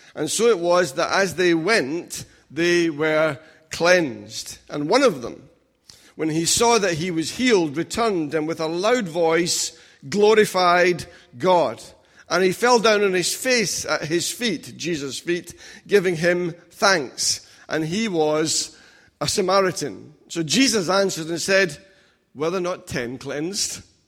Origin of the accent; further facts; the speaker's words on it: Scotland, United Kingdom; now in England, United Kingdom; I'm a foreigner in this land, being England and being Scottish